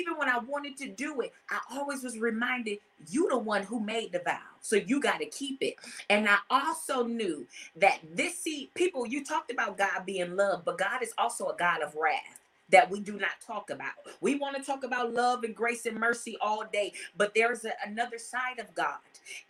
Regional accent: Compton, California, United States; also born or lived in Los Angeles, California; now in Atlanta, United States; I'm from Compton, California

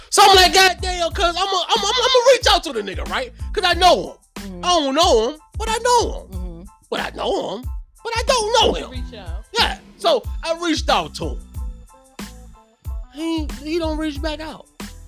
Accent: London, United Kingdom; Where I'm from. I'm from London.

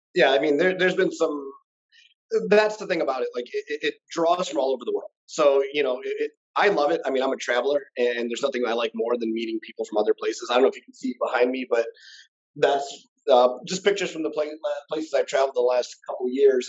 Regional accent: Michigan, United States; moved away as an adult; now in Las Vegas, United States; we're both obviously from Michigan

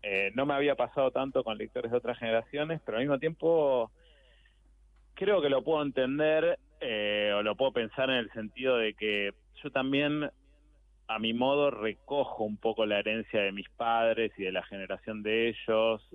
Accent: Buenos Aires, Argentina; yo soy urbano plenamente de Buenos Aires

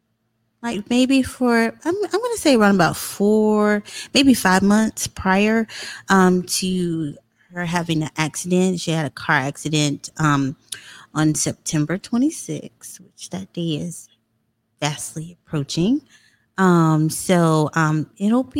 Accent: Florence, South Carolina, United States; I'm from Florence, South Carolina. I graduated from the illustrious Wilson High School.

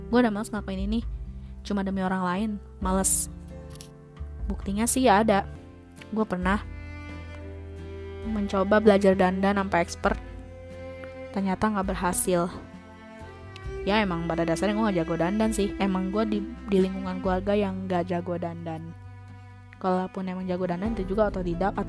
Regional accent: Bekasi, West Java, Indonesia; buktinya gue di sini masih betah menggunakan bahasa gue sebagai orang Bekasi bahasa ya bahasa bahasa Betawi lah kayak gue lu

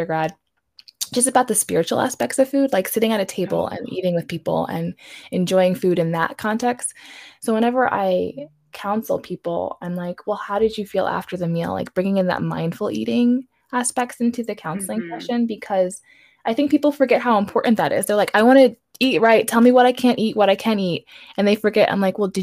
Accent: New York, United States; I'm from New York. I was born and raised there

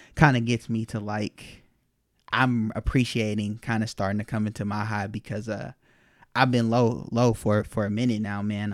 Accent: Las Vegas, Nevada, United States; moved away as an adult; also born or lived in Los Angeles; I'm from Vegas and still got a lot of family out there

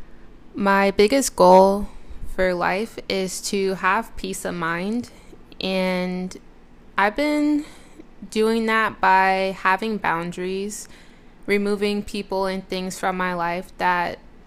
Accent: San Jose, California, United States; moved away as an adult; now in Sacramento, United States; I currently reside in Sacramento, California, but I was primarily raised in the Bay, San Jose to be exact

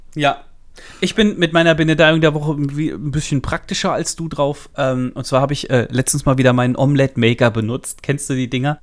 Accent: Central Hesse, Germany; accent: Central Hessian; bei, uns daheim, wo ich herkomme, äh, mittelhessisch

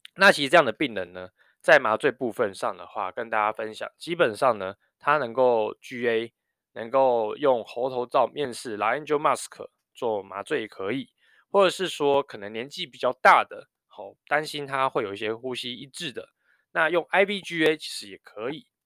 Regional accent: New Taipei, Taiwan; 我小时候在念高中的时候，我因为是在台北市读书，然后我家住新北市

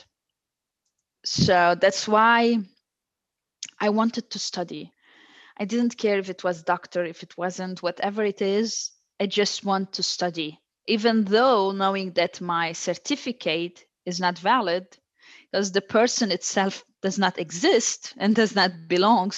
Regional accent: Lebanon; now in Brazil; I was born in Lebanon.

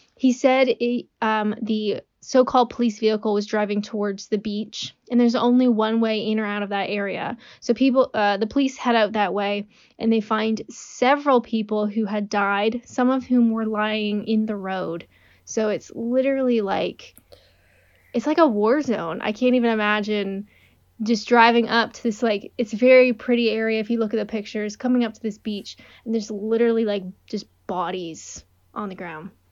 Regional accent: Canada; I'm Canadian

